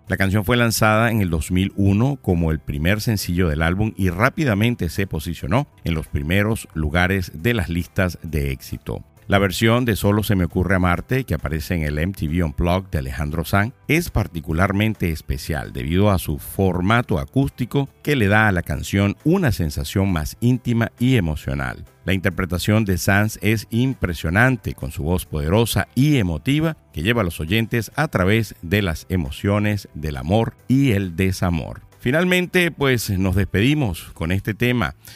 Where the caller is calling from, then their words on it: Miami, Florida, United States; saludos desde aquí, desde Miami